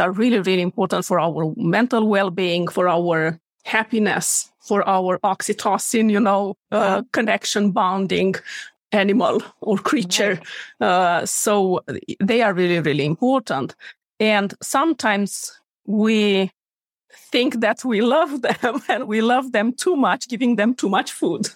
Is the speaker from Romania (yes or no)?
yes; Romania; moved away as an adult; now in Sweden; I am born and raised in Romania, moved to Sweden to practice veterinary medicine 11 years ago.